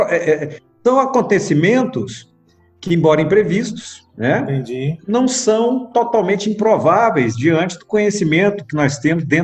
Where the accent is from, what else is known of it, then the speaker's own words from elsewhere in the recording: Brasília, Federal District, Brazil; É, eu nasci em Brasília, né? Eu sou de Brasília, nasci aqui.